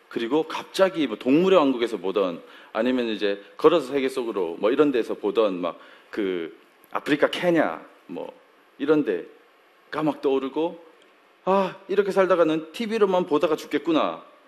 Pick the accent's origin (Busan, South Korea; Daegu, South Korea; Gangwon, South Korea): Daegu, South Korea; moved away as an adult; 제가 서울 사람이 아니에요. 제가 대구에서 잠깐 한 잠깐 살았는데요. 한 잠깐 한 20년 정도 살았는데